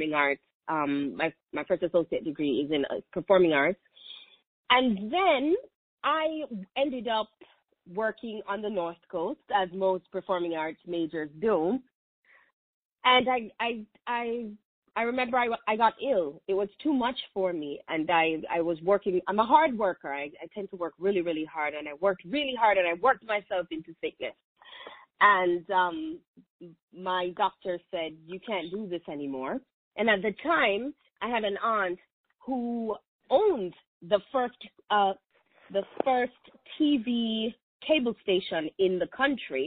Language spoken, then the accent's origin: English; Kingston, Jamaica; moved away as an adult; I was born and raised in Kingston, Jamaica